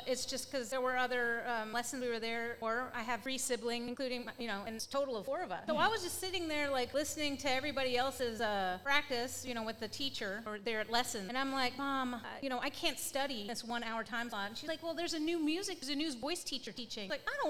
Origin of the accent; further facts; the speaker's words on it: New Albany, Indiana, United States; moved away; I grew up in a small town, actually similar to this. New Albany, Indiana.